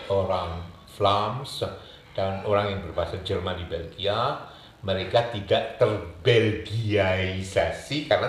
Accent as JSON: {"language": "Indonesian", "region": "Java", "country": "Indonesia", "said": "pencetus Indonesia itu juga orang Jawa jadi otomatis saya sebagai orang Jawa saya mendukung Indonesia ini"}